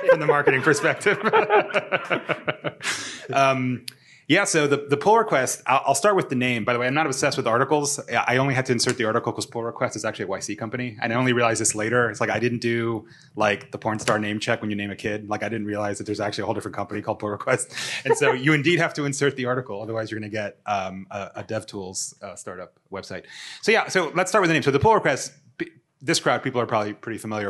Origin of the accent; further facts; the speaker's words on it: Miami, Florida, United States; moved away; also born or lived in San Francisco; I'm from Miami